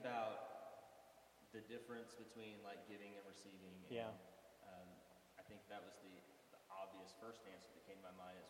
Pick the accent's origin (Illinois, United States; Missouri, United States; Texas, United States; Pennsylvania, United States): Texas, United States; Corpus Christi; So I grew up in Corpus Christi, Texas